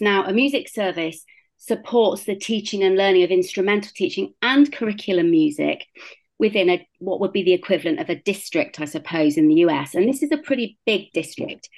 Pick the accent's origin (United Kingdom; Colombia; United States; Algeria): United Kingdom; Bristol, South West England; moved away as an adult; also born or lived in South Africa; So, as you can hear, I'm British. I grew up in Bristol, um, which is a fairly large city in the southwest of the UK